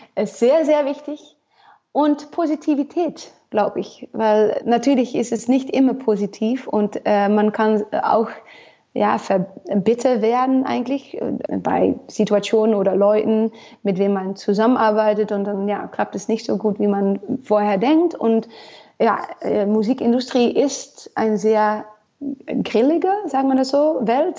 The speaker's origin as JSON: {"language": "German", "town": "Almelo", "region": "Overijssel", "country": "Netherlands", "tie": "born or raised there", "also_born_or_lived": "Nashville, Tennessee", "second_language": "German", "said": "das ist Almelo für mich eigentlich, wo ich aufgewachsen bin"}